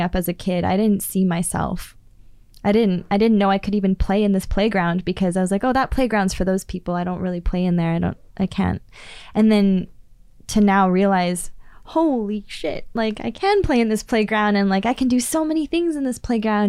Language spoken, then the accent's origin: English; Prince George, British Columbia, Canada; I come from Klaytli Tanay. I come from the people where the two rivers flow together.